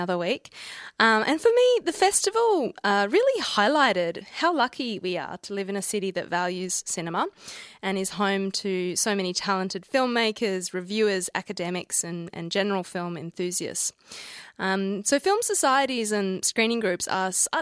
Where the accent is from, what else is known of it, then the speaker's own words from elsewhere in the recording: Perth, Western Australia, Australia; now in Melbourne, Australia; we're actually both from Perth